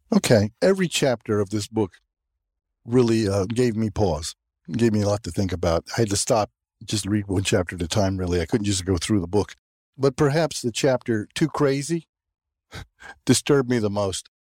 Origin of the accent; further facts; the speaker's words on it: the South, United States; I grew up in the South